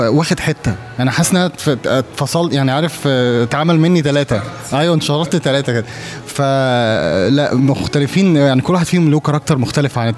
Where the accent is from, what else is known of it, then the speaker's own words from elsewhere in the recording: Alexandria, Alexandria Governorate, Egypt; accent: Egyptian; also born or lived in Saudi Arabia; الاكسنت المصري مصر لا يمكن عشان انا اتولدت في السعوديه عشت فيها 12 سنه او 12 سنه وبعد كده آه، اقمت بقى في اسكندريه آه، فتره طويله جدا من عمري